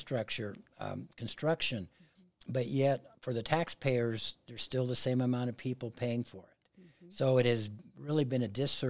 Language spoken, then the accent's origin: English; Pueblo, Colorado, United States; Pueblo, obviously I was born and raised there. Went to South High School